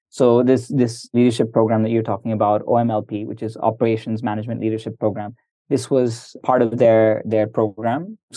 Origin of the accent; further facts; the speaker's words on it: India; And I'm I'm I'm Indian. I've I've been in Indonesia. I'm comfortable with the U.S.